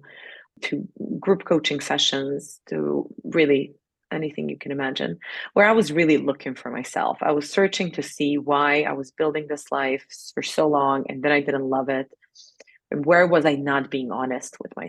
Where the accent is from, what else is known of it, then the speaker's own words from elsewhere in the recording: Serbia; moved away as an adult; also born or lived in New York City, United States; I grew up in Serbia. I didn't have much money